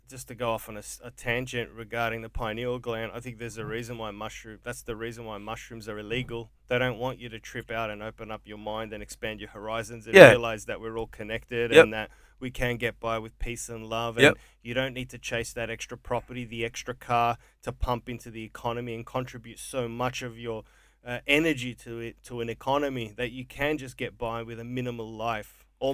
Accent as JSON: {"language": "English", "town": "Brunswick", "region": "Victoria", "country": "Australia", "tie": "born or raised there", "said": "You know, I grew up in Brunswick."}